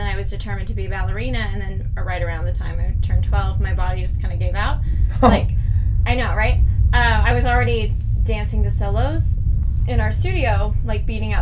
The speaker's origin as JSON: {"language": "English", "town": "Nashville", "region": "Tennessee", "country": "United States", "tie": "born or raised there", "also_born_or_lived": "Orlando", "moved": "as an adult", "said": "I grew up in Nashville, Tennessee"}